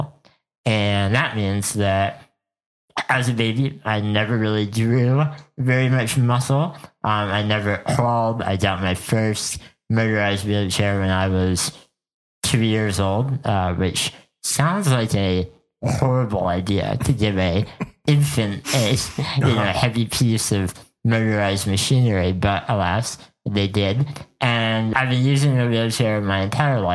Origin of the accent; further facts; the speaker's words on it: Bethlehem, Pennsylvania, United States; moved away as an adult; now in Minneapolis, United States; I grew up in Bethlehem, Pennsylvania, and lived there for the first 25 years of my life.